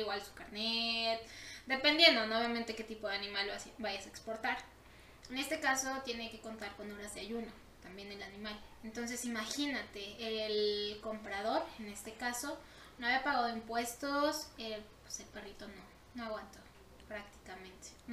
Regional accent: Mexico; nosotros como mexicanos

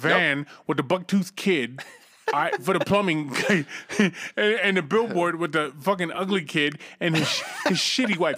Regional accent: Cambridge, Massachusetts, United States; my hometown, Cambridge, Massachusetts

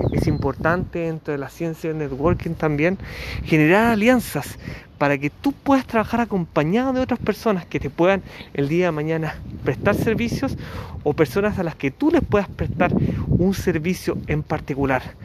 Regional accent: Chile; periodista de Chile

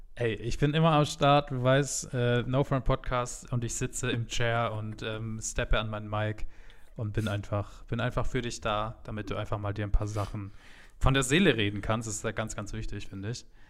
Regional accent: Munich, Bavaria, Germany; als Münchner

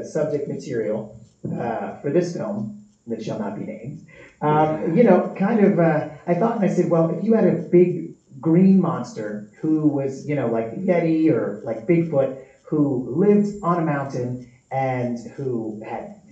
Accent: New York City, New York, United States; moved away as an adult; I actually went to high school with the producers of Terrifier. Yeah, we're all from Staten Island, New York, repping the main streets of Shaolin

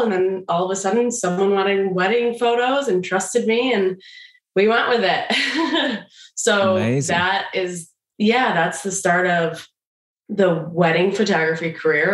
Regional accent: Michigan, United States; we're both from Michigan

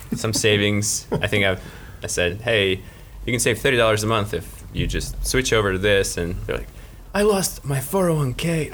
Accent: Moscow, Russia; also born or lived in Baltimore, United States / Orlando, United States; now in Gainesville, United States; I grew up in Moscow and uh, lived in Baltimore for a little while, and then in Orlando

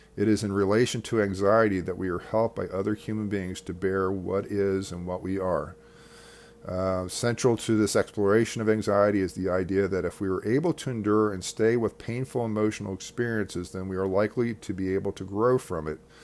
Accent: United States; as an American

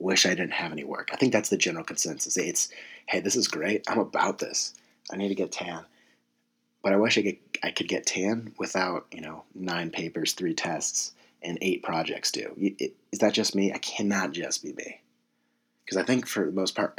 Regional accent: San Diego, California, United States; moved away as an adult; I'm from San Diego, California.

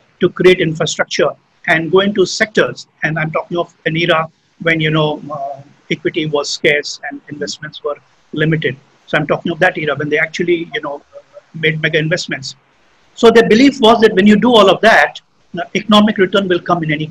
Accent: Jamshedpur, Jharkhand, India; moved away; I grew up in Jamshedpur, right? I did my schooling there

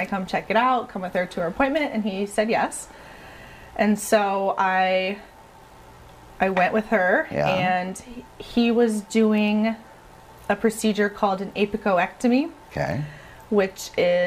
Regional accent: Clear Lake, Iowa, United States; moved away as an adult; now in Okoboji area, United States; I'm from Clear Lake

